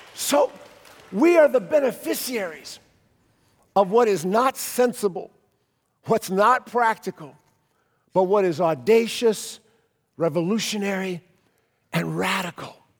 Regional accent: Cleveland, Ohio, United States; our church growing up in Cleveland

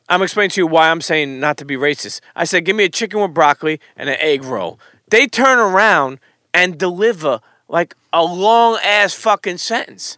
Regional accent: New York City, New York, United States; growing up in New York City

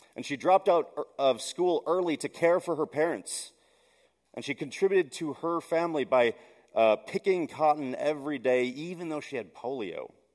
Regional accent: Milwaukee, Wisconsin, United States; I grew up in Milwaukee

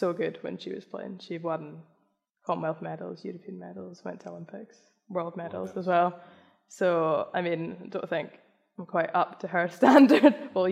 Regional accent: Scotland, United Kingdom

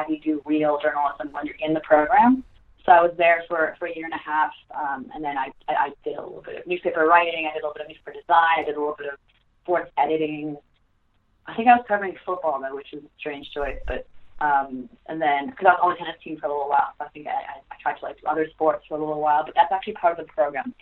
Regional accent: Serbia; moved away; also born or lived in United States; I'm from Serbia, maybe because I wasn't raised in an American household

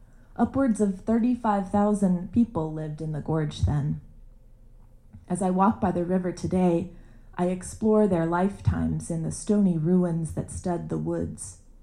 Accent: Kanawha Valley, West Virginia, United States; moved away as an adult; also born or lived in Richmond, Virginia / Fayette County, West Virginia; I'm from the Kanawha Valley, but chose to live an hour east in a county over in Fayette, on the New River Gorge

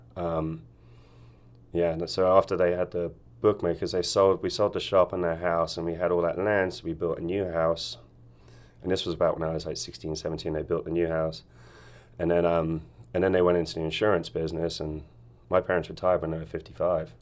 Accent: Wokingham, South East England, United Kingdom; also born or lived in Hemel Hempstead; now in Ashland, United States; we moved from Hemel Hempstead when I was about eighteen months old, and we moved to a town called Wokingham

